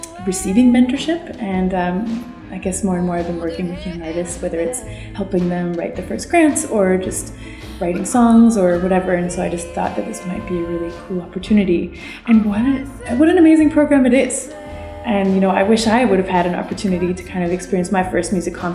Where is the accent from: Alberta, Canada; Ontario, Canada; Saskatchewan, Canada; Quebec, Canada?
Saskatchewan, Canada; I am a Francophone from Saskatchewan